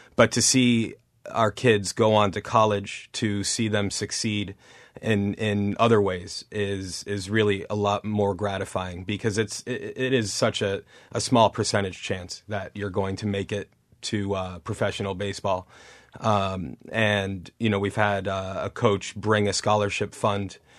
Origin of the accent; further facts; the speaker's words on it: Newton, Massachusetts, United States; where I grew up in Newton